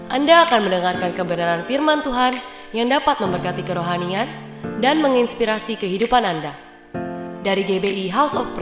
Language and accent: Indonesian; Surabaya, East Java, Indonesia; saya dari Surabaya.